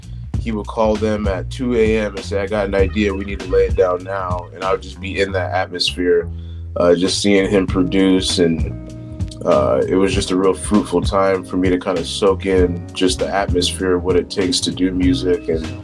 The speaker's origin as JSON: {"language": "English", "town": "Cleveland", "region": "Ohio", "country": "United States", "tie": "born or raised there", "also_born_or_lived": "California", "said": "And then also growing up in the Cleveland, Akron area for a portion of my life really put some influence on me as well, with the Midwest sound and my dad being from Chicago. So, but fast forward, we moved back to California."}